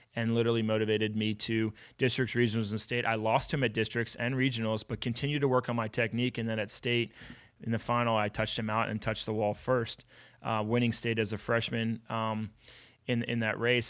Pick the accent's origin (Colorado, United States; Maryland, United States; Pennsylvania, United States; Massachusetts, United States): Pennsylvania, United States; Philadelphia; born and raised in Philadelphia